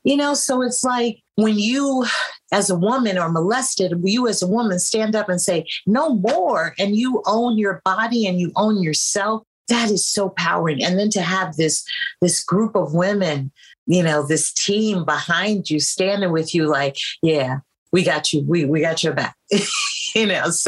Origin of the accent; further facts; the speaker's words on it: San Francisco, California, United States; growing up in San Francisco in the late 60s, early 70s